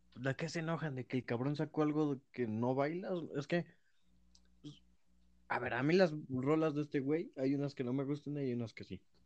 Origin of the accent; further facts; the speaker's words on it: Mexico; Somos tantos mexicanos